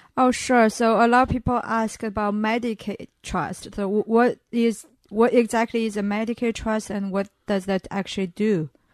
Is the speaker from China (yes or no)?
yes; northeastern China, China; English is a second language; moved away as an adult; also born or lived in Brooklyn, New York; now in United States; I'm from China. Uh, my hometown is a small town in northeastern side of China, which is very close to Russia and the Mongolian border.